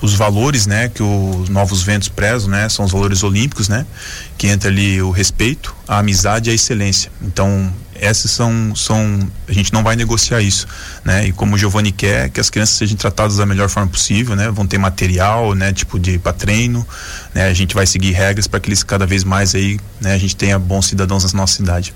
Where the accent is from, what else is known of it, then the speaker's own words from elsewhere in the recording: Joinville, Santa Catarina, Brazil; Eu sou da Zona Sul aqui de Joinville